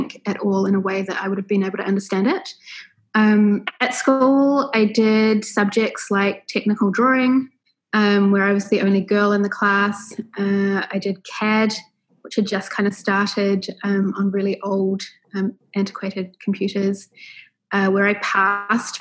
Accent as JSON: {"language": "English", "region": "Auckland", "country": "New Zealand", "tie": "born or raised there", "said": "I was born and raised in West Auckland, the old Waitakere City Council"}